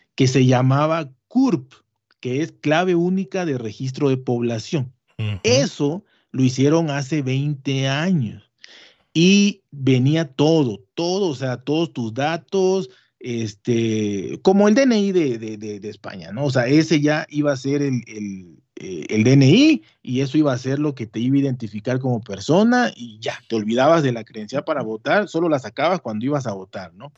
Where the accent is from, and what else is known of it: Mexico